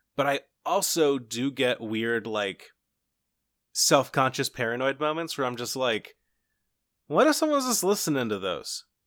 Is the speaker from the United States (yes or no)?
yes; Cincinnati, Ohio, United States; I grew up just outside of Cincinnati